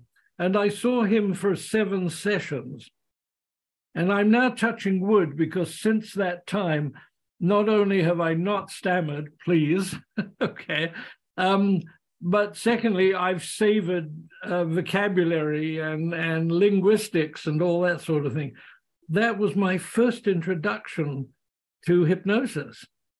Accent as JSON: {"language": "English", "region": "England", "country": "United Kingdom", "moved": "as an adult", "lives_now": "Canada", "said": "in 52, I came over from England and settled in Canada."}